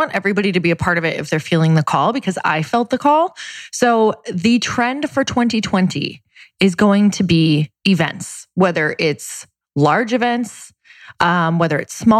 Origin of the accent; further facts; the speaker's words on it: Marquette, Michigan, United States; now in Santa Monica, United States; Marquette, Michigan.